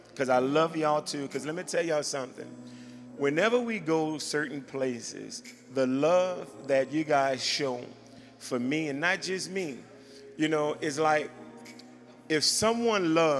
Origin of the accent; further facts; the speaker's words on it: Louisiana, United States; I am from Louisiana